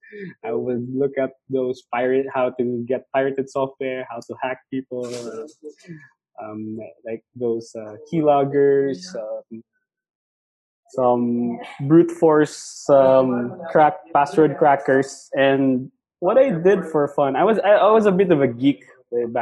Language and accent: English; Cebu City, Central Visayas, Philippines; I grew up here actually in Cebu. I was born and raised here